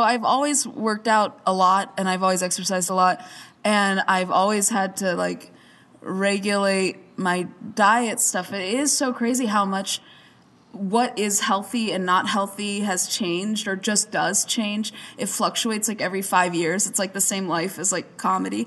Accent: Arizona, United States; I grew up in Arizona where there wasn't much atmosphere

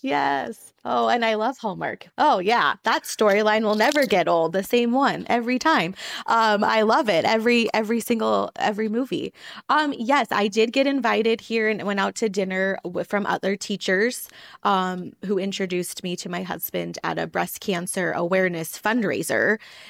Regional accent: Montana, United States; I grew up just 2 hours away from where we currently live on the ranch in Great Falls, Montana.

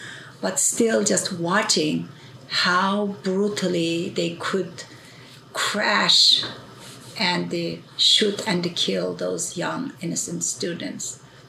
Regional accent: East Turkestan, Xinjiang, China; moved away as an adult; now in United States; I am an Uyghur. I was born and raised in East Turkestan, which we call by this historical and this symbolic name, but it's being called Xinjiang by the Chinese regime, which means new territory or new border.

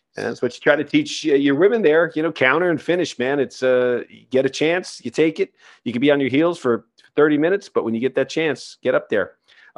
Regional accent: Ireland; Well, I'm an Irish guy

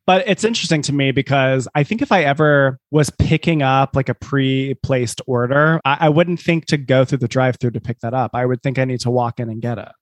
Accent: South Carolina, United States; born or raised there

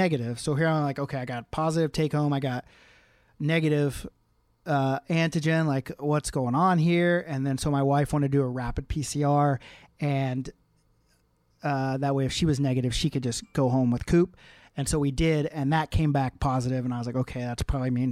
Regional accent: Moore, Oklahoma, United States; now in Canada; my hometown, Oklahoma City, Moore, Oklahoma

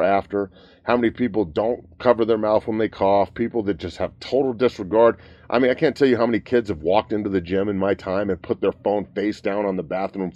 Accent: United States; I'm an American

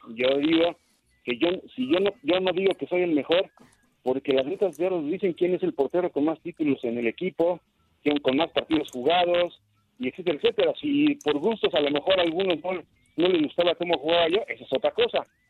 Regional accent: Mexico; como mexicanos que somos

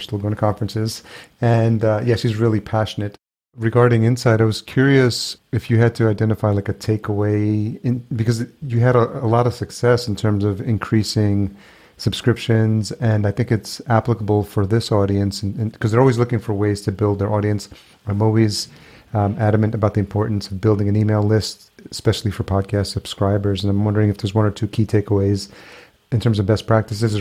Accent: New York, United States; also born or lived in Los Angeles, California; now in Minneapolis, United States; I grew up in New York

